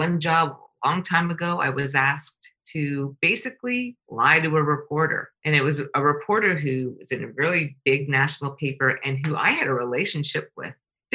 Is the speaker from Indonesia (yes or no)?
no; Canada; I'm Canadian